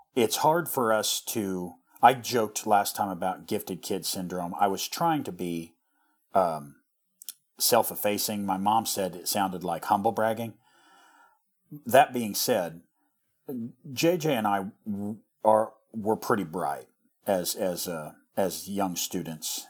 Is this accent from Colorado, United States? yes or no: no; rural Missouri, United States; our, our area where we grew up in Missouri